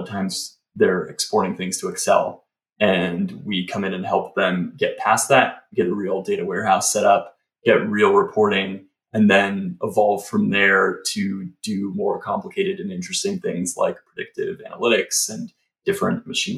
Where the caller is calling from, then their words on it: Kingston, New York, United States; I am near Kingston, New York, so just an hour and a half north of the city.